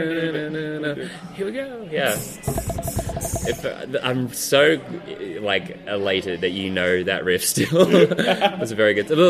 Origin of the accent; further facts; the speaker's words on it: Kiama, New South Wales, Australia; I'm from Kiama